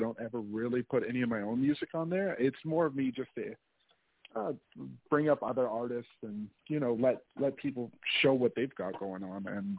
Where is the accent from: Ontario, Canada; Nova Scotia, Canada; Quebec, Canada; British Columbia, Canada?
British Columbia, Canada; Kelowna; now in Edmonton, Canada; I'm just a hip-hop artist from Canada. I live in Edmonton right now, but I'm originally from Kelowna, B.C.